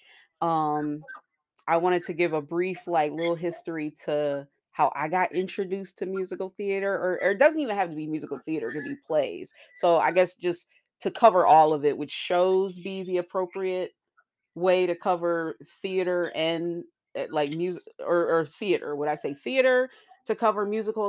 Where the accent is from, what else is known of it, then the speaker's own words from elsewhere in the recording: Buffalo, New York, United States; my hometown, Buffalo, New York